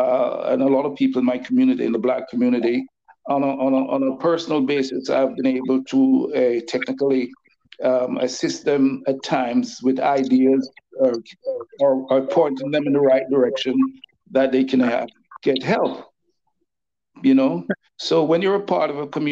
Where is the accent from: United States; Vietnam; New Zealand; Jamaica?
Jamaica; now in Dollard-des-Ormeaux, Canada; I'm Jamaican and I'm also Canadian